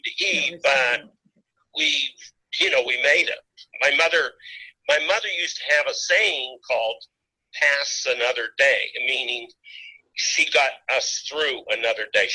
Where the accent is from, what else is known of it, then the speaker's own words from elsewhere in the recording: Pittsburgh, Pennsylvania, United States; also born or lived in Los Angeles / New York / Las Vegas; I live a little bit outside of Pittsburgh, but yeah, never left the Berg. Well, I did live in L.A. for a while, and New York, and Las Vegas, but I'm a Pittsburgher